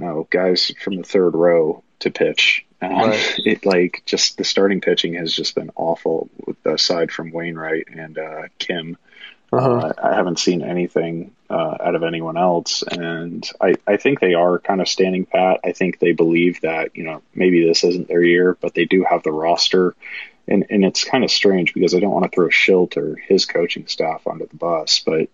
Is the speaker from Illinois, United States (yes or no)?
no; St. Louis, Missouri, United States; now in Nashville, United States; Right now I'm in Nashville, but originally from St. Louis.